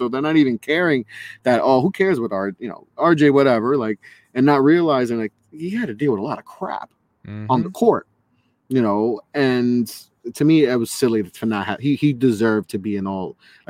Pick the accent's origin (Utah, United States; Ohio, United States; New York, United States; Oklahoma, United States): New York, United States; I'm from New York